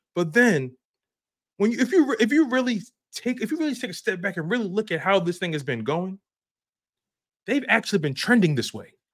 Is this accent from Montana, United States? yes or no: no; Philadelphia, Pennsylvania, United States; I'm born and raised in Philly, North Philadelphia, baby, twenty-third and Dolphin